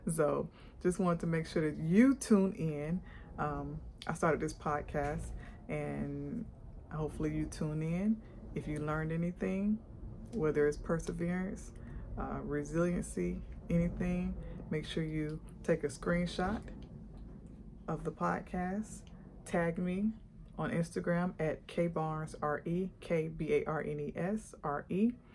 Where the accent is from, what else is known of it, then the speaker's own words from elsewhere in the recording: Atlanta, Georgia, United States; also born or lived in Montgomery, Alabama; I am actually from Atlanta, Georgia